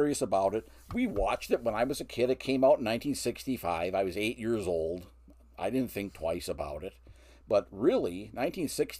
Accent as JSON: {"language": "English", "town": "Marinette", "region": "Wisconsin", "country": "United States", "tie": "born or raised there", "lives_now": "Sheboygan, United States", "said": "I live now in Sheboygan, but I grew up in Marinette, Wisconsin"}